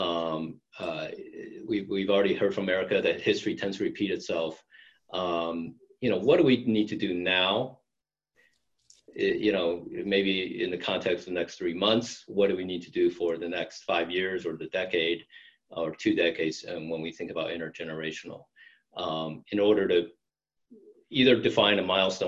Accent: United States; growing up in America

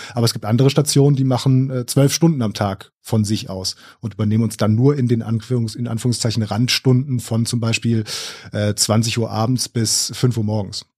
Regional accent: Essen, North Rhine-Westphalia, Germany; ich komme aus Essen

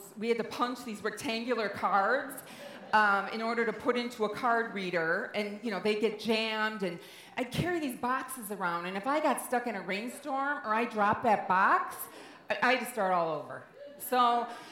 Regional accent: Midwest, United States; I grew up in the Midwest in the 70s

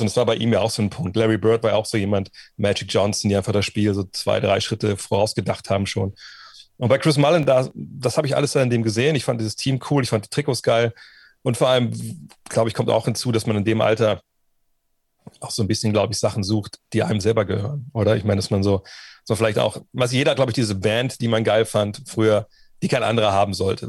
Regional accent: Wolfsburg, Lower Saxony, Germany; angefangen haben wir hier auch in, in Westhagen, wo ich groß geworden bin

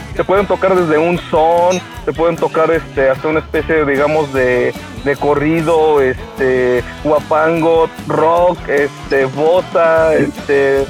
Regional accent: Tulancingo, Hidalgo, Mexico; de la gente de aquí de, donde somos de Tulancingo

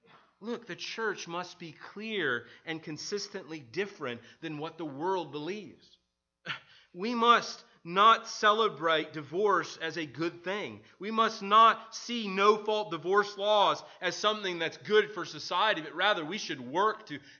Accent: Midwest, United States; now in Maryland, United States; I remember when I moved from the Midwest to Maryland. One of the things was this aspect of hills. So if you've ever been to the Midwest, we don't have a lot of hills.

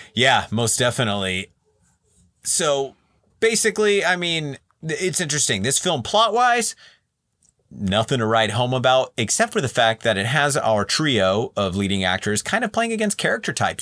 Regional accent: Central Valley, California, United States; I was born and raised in the Central Valley, California

